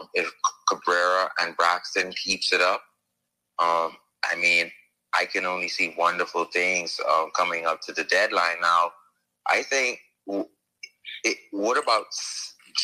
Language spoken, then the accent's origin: English; Bahamas; I'm a Bahamian, I'm from the Bahamas.